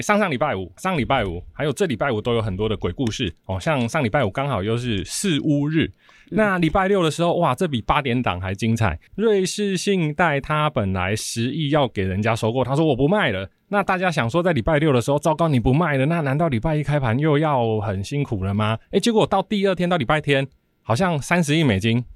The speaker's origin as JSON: {"language": "Chinese", "country": "Taiwan", "said": "我们台湾人工作时间是很长的"}